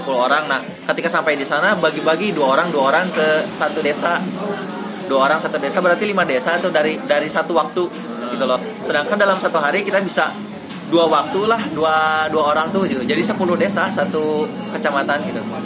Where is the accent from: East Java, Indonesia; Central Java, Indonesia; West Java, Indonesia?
West Java, Indonesia; Cianjur; kita sebagai anak Cianjur